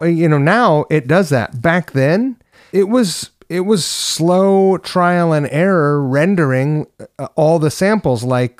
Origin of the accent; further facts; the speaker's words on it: New York, United States; born there; I was born on the Upper West Side.